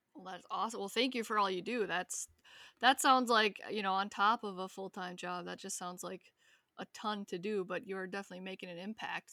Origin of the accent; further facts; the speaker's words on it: Wisconsin, United States; moved away; I'm from Wisconsin